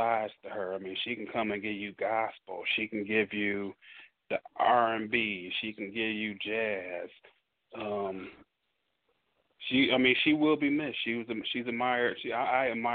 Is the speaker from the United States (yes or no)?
yes; Detroit, Michigan, United States; now in Dallas, United States; I'm from Detroit